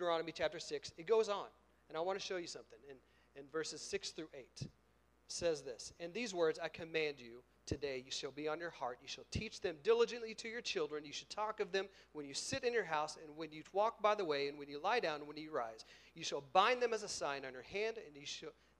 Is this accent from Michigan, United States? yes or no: no; Oklahoma, United States; I'm from Oklahoma.